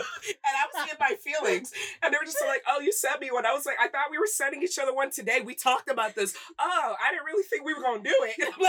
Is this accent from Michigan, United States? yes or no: yes; Michigan, United States; I'm from Michigan.